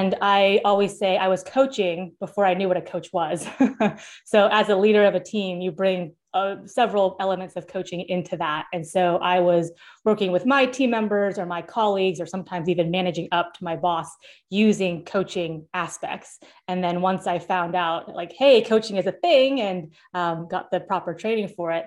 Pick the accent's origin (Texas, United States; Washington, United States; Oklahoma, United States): Washington, United States; Seattle; now in Florida, United States; I'm from Seattle and I live in Florida now